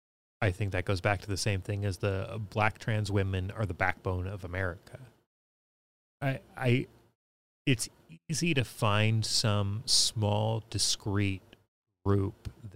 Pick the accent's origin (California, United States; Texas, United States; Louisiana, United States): California, United States; I grew up here in California listening to Loveline and Adam Carolla